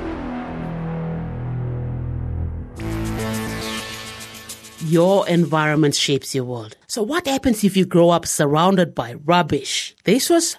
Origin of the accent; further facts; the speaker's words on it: Highlands, Papua New Guinea; I'm from the Highlands myself